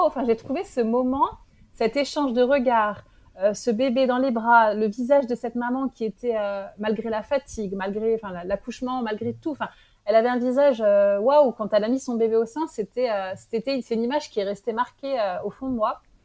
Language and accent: French; France; moved away as an adult; now in Morocco; J'étais en France. j'ai grandi en France